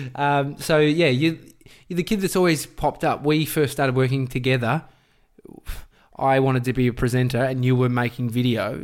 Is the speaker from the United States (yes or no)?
no; Melbourne, Victoria, Australia; I grew up in Brighton